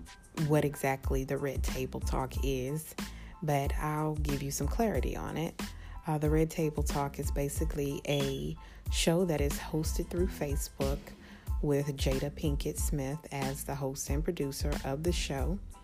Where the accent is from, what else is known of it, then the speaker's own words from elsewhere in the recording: New Zealand; I am Kiwi. Hi guys, I'm back.